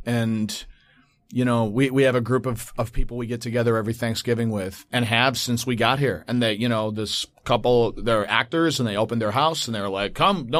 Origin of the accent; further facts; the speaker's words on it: Cutlerville, Michigan, United States; it was really interesting as a white, very white, you know, Dutch, descendant growing up in Cutlerville in Grand Rapids, Michigan